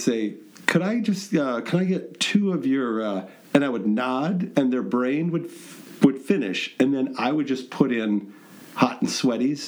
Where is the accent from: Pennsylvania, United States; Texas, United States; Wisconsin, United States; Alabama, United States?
Wisconsin, United States; I'm a Wisconsinite.